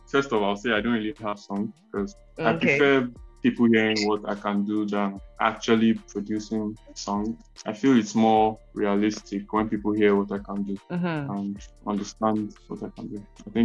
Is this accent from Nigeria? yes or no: yes; Delta, Nigeria